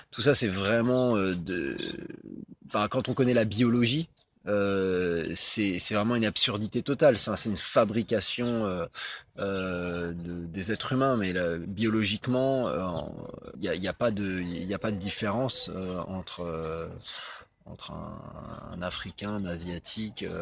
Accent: France; mais ben, moi je me sens français, je me sens pas rwandais à ce moment-là. Bien sûr, je suis, bien sûr que je suis rwandais aussi et j'ai pas, j'ai pas à le prouver, mais à ce moment-là, je suis français parce qu'elle me renvoie quelque chose aussi de mon pays qui est la France.

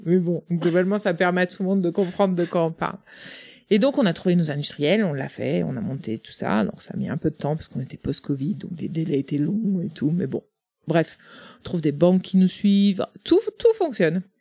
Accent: Le Mené, Brittany, France; moved away as an adult; also born or lived in Russia / Romania / Erquy; now in Plurien, France; le Menet, c'est au, au, cœur des Côtes d'Armor

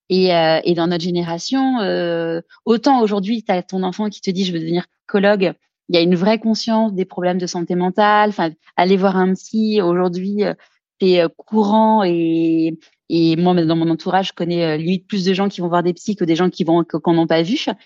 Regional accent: Paris, Île-de-France, France; also born or lived in New York / London / Lebanon; Alors moi, j'ai grandi à Paris. Alors pas que à Paris

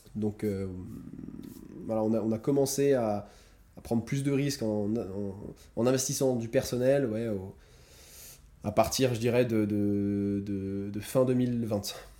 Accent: France; moved away; je viens de France. J'ai fait des études assez, assez standards en France.

